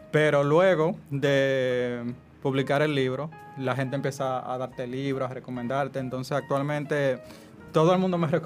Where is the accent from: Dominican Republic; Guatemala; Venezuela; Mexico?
Dominican Republic; Puerto Plata; Ah, como yo soy de Puerto Plata, fue también un ejercicio, como contar esos textos